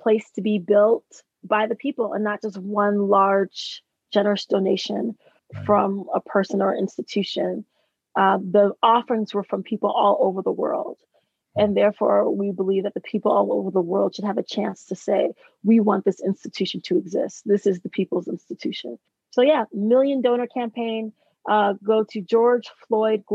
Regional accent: United States; I learned that I was Black American because I traveled internationally as a teenager. I knew the power of my passport since the age of 14

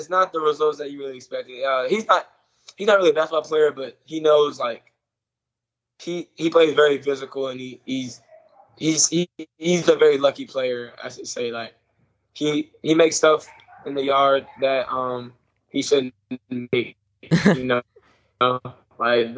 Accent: Nashville, Tennessee, United States; I was born in Nashville

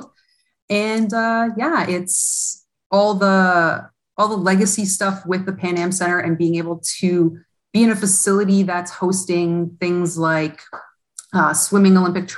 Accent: Hamilton, Ontario, Canada; also born or lived in Toronto; I'm actually from Hamilton, and I was with the Ty Cats previously

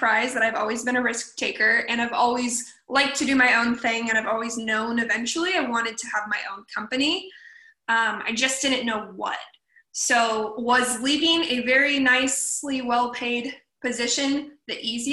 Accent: Portland, Oregon, United States; moved away as an adult; also born or lived in Los Angeles, California; now in Ventura, United States; Born and raised in Portland, Oregon, so Pacific Northwest girl at heart

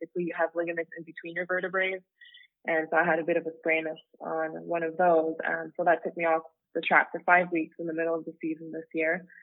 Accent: Ottawa, Ontario, Canada; moved away as an adult; now in Los Angeles, United States; I'm from Ottawa, Canada

